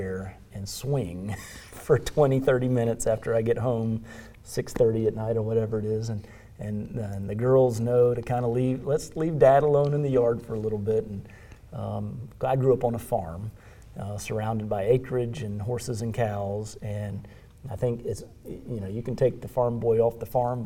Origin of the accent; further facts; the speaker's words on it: United States; as an American